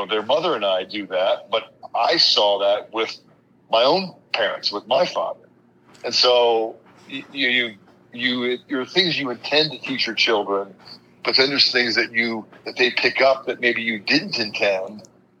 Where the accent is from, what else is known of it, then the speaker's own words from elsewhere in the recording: Colorado, United States; also born or lived in East Coast, United States; I was born on the East Coast and very early moved to Colorado when I was about fourth grade.